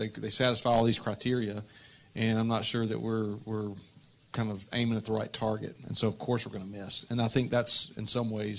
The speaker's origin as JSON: {"language": "English", "region": "North Carolina", "country": "United States", "tie": "born or raised there", "also_born_or_lived": "Florida / Oklahoma", "moved": "as an adult", "said": "I grew up in North Carolina, lived in Florida for 3 years, was in Oklahoma for 9 years. And back here"}